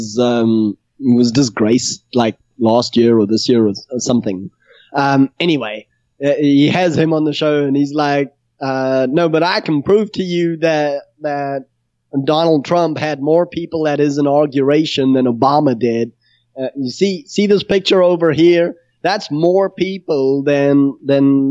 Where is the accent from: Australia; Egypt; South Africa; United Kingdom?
South Africa; I'm South African